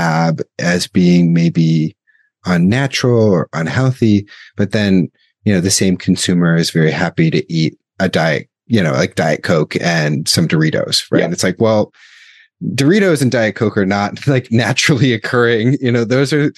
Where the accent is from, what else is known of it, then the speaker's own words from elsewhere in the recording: United States; someone like me growing up in the United States